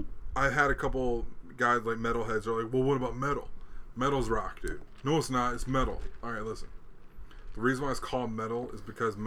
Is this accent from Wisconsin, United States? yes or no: no; Chicago, Illinois, United States; born there; also born or lived in Hawaii; I was born in Chicago. I love Chicago.